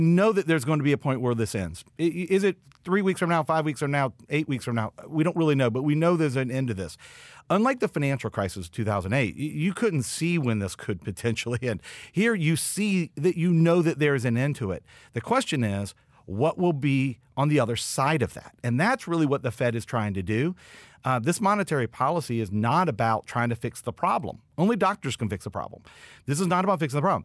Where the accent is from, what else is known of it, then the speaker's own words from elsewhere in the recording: West Virginia, United States; I'm from West Virginia